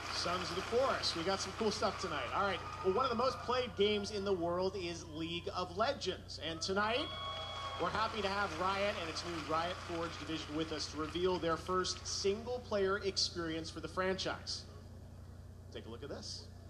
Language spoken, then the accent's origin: English; Canada; my home country of Canada